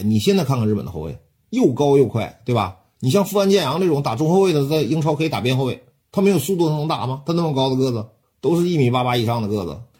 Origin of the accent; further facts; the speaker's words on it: China; 我们中国人